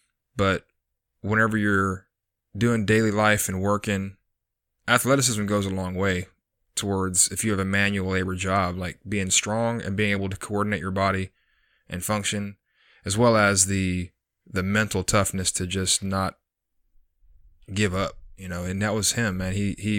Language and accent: English; Texas, United States; also born or lived in McAllen / Corpus Christi / Houston / San Antonio; So I was born in McAllen, Texas in 1982. Pretty much moved all over the country with my parents. Well, parent, one of the two. Corpus Christi, Houston, San Antonio, Tennessee, quite a few different places.